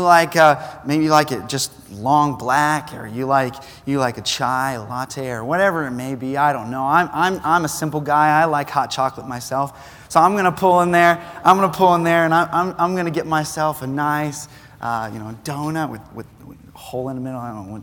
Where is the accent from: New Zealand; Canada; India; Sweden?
New Zealand; Now, I grew up in New Zealand. I was a missionary kid, and so I was used to the culture already.